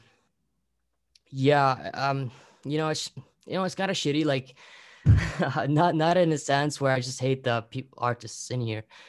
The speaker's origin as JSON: {"language": "English", "country": "Lebanon", "moved": "yes", "lives_now": "Qatar", "said": "I'm from Lebanon"}